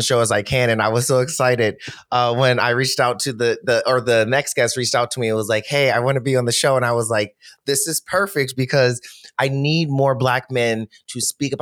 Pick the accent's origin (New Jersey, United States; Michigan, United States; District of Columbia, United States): Michigan, United States; Detroit; I'm from Detroit. So we shop at Stacey Adams.